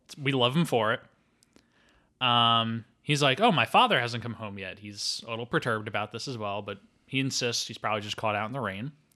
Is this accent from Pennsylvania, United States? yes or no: yes; Philadelphia, Pennsylvania, United States; I'm from Philadelphia